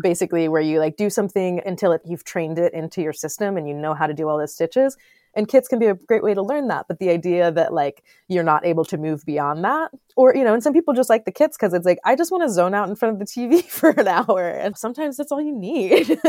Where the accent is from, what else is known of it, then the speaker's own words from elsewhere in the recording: Florida, United States; also born or lived in Los Angeles / New York (upstate); now in Upstate New York, United States; I grew up in Florida. I lived in Los Angeles for ten years.